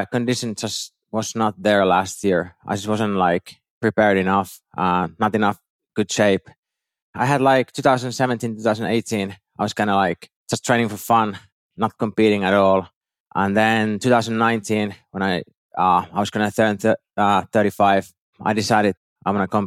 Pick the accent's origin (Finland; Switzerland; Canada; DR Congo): Finland; moved away as an adult; now in Dubai, United Arab Emirates; I'm from Finland